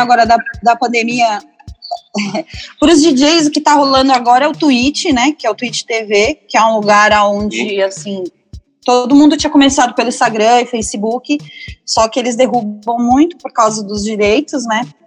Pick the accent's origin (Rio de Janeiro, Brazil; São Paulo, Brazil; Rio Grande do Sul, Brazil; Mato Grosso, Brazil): São Paulo, Brazil; also born or lived in Ipiranga, São Paulo; Eu sou de Pirituba, eu nasci em Pirituba, mas eu moro no Ipiranga há mais de 20 anos.